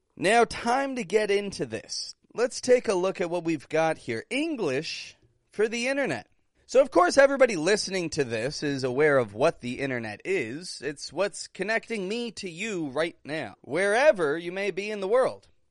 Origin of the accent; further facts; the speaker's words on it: Toronto, Ontario, Canada; moved away; I'm from Toronto, Canada